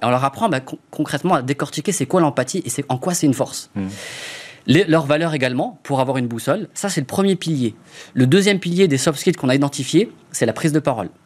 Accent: Strasbourg, Grand Est, France; Je viens de Strasbourg. Autour c'est l'Alsace.

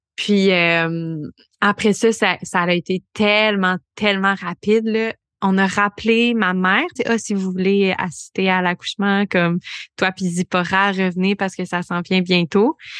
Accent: Bromont, Quebec, Canada; moved away as an adult; also born or lived in Montreal; now in Granby, Canada; j'ai grandi à Bromont, à Sheffer, donc je viens du coin

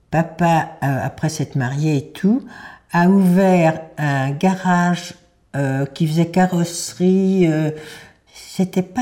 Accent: Paris, Île-de-France, France; also born or lived in Normandy; depuis l'âge de 15 ans. Je suis née à Paris le 23 décembre 1931 de maman qui était de Pologne, de Lodge, d'une famille très aisée à Lodge, de sept enfants.

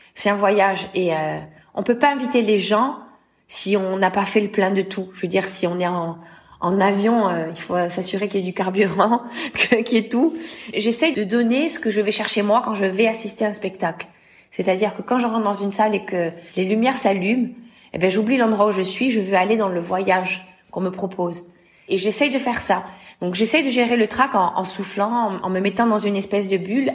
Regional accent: L'Île-Rousse, Corsica, France; j'ai rejoint euh, une école de chant chez moi en Balagne à île

